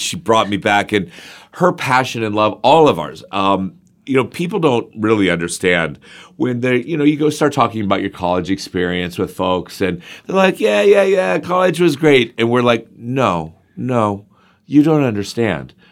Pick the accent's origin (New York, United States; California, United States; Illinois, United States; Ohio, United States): Ohio, United States; Zanesville; also born or lived in Crooksville, Ohio; I grew up in Crooksville and Zanesville.